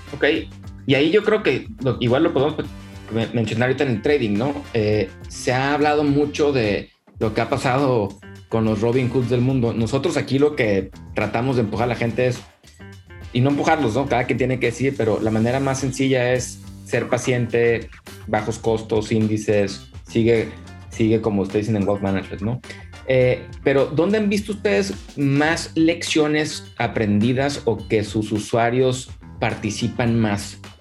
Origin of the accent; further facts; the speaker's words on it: Mexico; nosotros como mexicanos y latinos